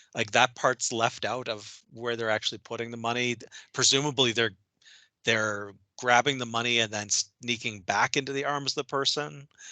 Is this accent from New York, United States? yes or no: no; Minnesota, United States; I'm in Minnesota. I grew up in Minnesota